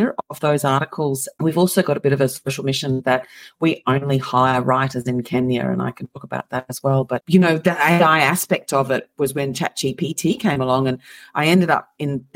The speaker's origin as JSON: {"language": "English", "town": "Moss Vale", "region": "New South Wales", "country": "Australia", "said": "I'm from Australia. So I'm from a tiny little town called Moss Vale"}